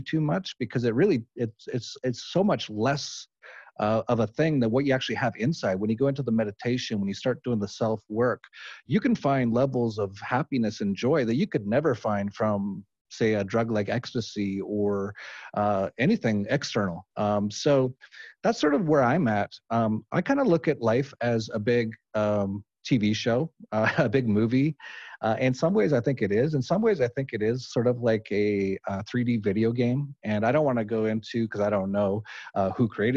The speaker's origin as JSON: {"language": "English", "town": "Edmonton", "region": "Alberta", "country": "Canada", "moved": "yes", "said": "I'm from Edmonton, Alberta."}